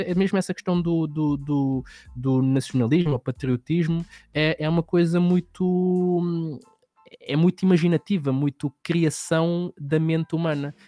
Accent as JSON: {"language": "Portuguese", "region": "Lisbon", "country": "Portugal", "tie": "born or raised there", "said": "eu venho de um meio em que que venho de Lisboa, ali de uma hum. zona que, que é mais, não, não é bairro, mas só que é uma zona um bocadinho mais pobre"}